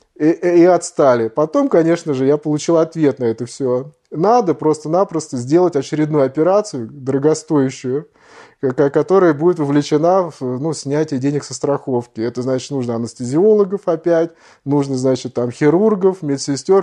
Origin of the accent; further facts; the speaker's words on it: Russia; moved away; мы из России